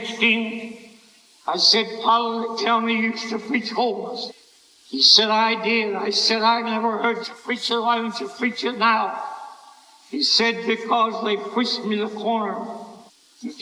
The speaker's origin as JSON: {"language": "English", "area": "Glassboro", "region": "New Jersey", "country": "United States", "tie": "born or raised there", "moved": "yes", "said": "I went back to my hometown, Glasgow, New Jersey"}